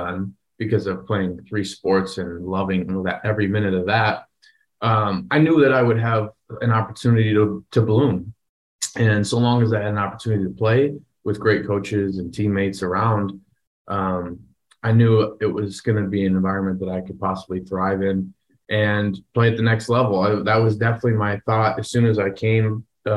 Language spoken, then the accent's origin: English; Wisconsin, United States; I wanted to be the next Brett Favre growing up in Wisconsin.